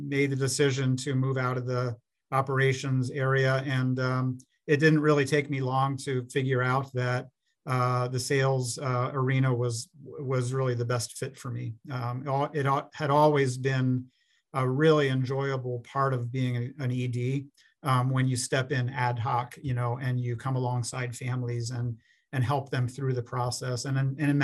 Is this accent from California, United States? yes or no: no; Pennsylvania, United States; moved away as an adult; also born or lived in Florida / Minnesota; now in Minneapolis–Saint Paul, United States; my home state of Pennsylvania